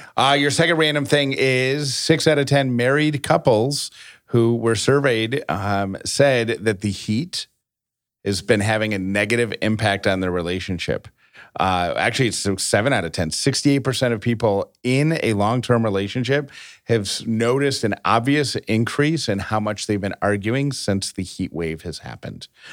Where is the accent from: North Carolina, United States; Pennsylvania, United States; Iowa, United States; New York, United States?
New York, United States; Syracuse; moved away; I grew up in Syracuse